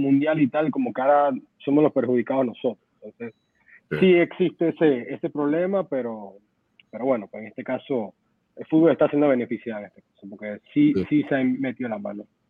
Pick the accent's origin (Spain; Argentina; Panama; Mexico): Panama; yo como panameño